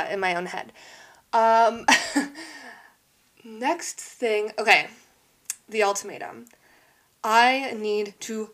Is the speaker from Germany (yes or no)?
no; Canada; I live in Canada, by the way. I'm Canadian